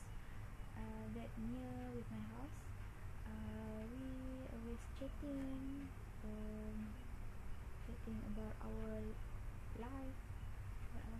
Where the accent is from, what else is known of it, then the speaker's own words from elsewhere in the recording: Johor, Malaysia; my hometown in Johor